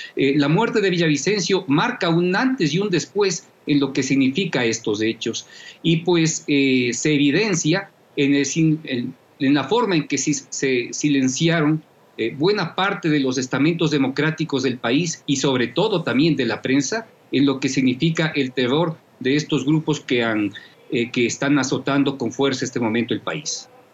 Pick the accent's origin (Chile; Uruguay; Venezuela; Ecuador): Ecuador; nos vamos a ver abocados como, como ecuatorianos